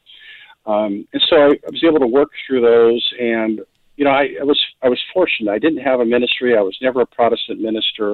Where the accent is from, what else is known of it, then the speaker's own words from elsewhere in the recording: western Montana, United States; I was raised in a fundamentalist Bible chapel and home in western Montana